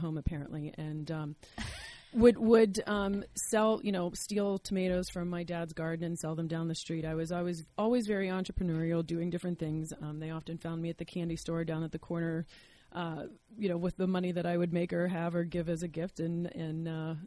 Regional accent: Latrobe, Pennsylvania, United States; I'm from Latrobe, Pennsylvania. And grew up there

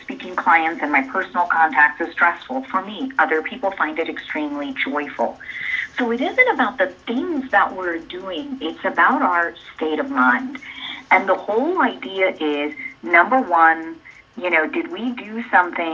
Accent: Danville, Illinois, United States; my childhood nickname from where I grew up in Danville, Illinois.

